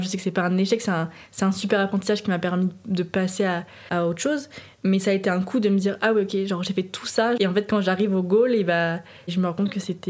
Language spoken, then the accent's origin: French; Nantes, Pays de la Loire, France; now in Paris, France; j'habite à Paris, je suis originaire de Nantes